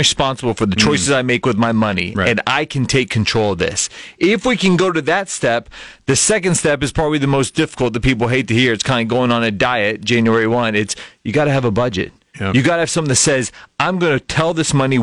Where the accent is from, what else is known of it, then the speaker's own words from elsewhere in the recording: South Texas, United States; moved away; Born and raised in South Texas, and I still miss the climate and the Mexican food down there